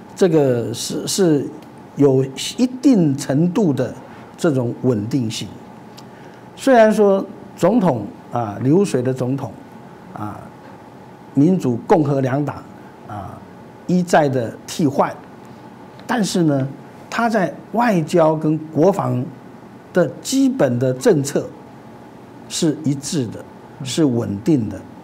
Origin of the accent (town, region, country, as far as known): Taiwan